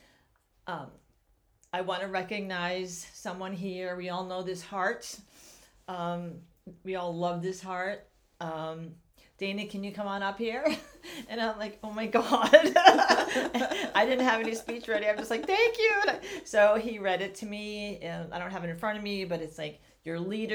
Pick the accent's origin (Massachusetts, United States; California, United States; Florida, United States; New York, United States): Massachusetts, United States; Sharon; I grew up in Sharon with my parents and three older brothers